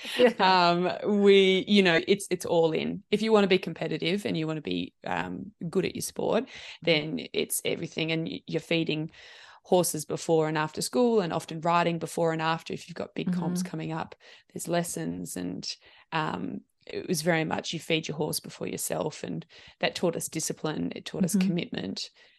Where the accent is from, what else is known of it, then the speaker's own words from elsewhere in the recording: New Zealand; also born or lived in London, United Kingdom; So I was born just outside London, and then we moved back to New Zealand. Yeah, back to New Zealand.